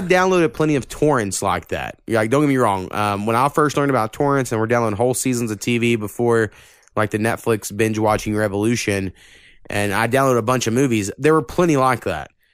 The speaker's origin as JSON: {"language": "English", "area": "Texoma", "region": "Oklahoma", "country": "United States", "tie": "born or raised there", "said": "I almost feel like I'm from Texoma more than me saying I'll be from Oklahoma."}